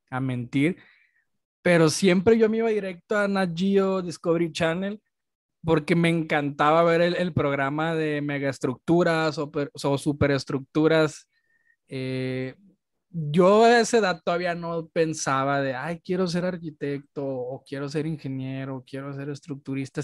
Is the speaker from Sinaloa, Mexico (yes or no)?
yes; Culiacán, Sinaloa, Mexico; moved away as an adult; now in Guadalajara, Mexico; yo soy de Culiacán y estudié en Guadalajara